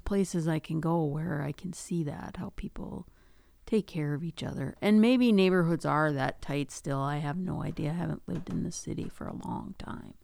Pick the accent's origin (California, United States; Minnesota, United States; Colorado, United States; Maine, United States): Minnesota, United States; Duluth; I grew up in Duluth, so I grew up in the city